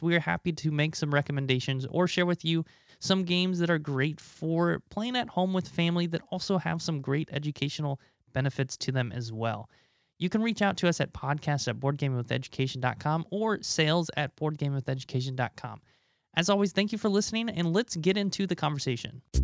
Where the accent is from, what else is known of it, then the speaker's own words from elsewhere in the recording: Nebraska, United States; moved away as an adult; my home state of Nebraska